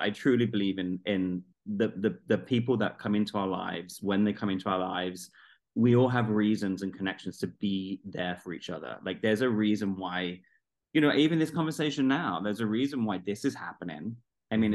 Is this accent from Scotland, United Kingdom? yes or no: no; London, United Kingdom; i'm from london south london